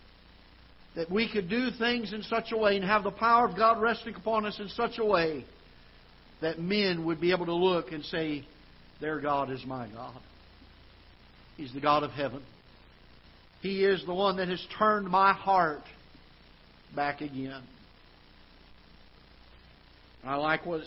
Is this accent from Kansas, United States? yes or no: no; South Florida, United States; now in Festus, United States; I grew up down in South Florida